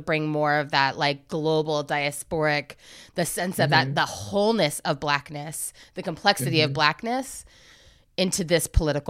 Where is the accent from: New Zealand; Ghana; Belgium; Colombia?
Ghana; I know the setting in which I need to say I'm Ghanaian, and I know the setting in which I need to say I'm Black.